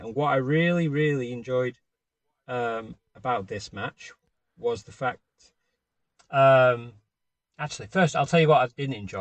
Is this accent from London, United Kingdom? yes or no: no; Warrington, North West England, United Kingdom; now in United States; from Warrington